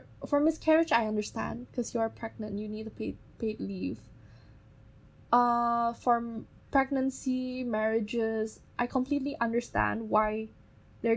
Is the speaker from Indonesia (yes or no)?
yes; Indonesia; we are from the Chinese-Indonesian community